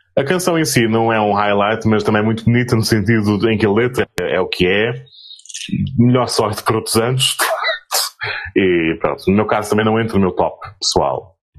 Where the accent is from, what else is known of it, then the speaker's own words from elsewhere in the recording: Azores, Portugal; como açorianos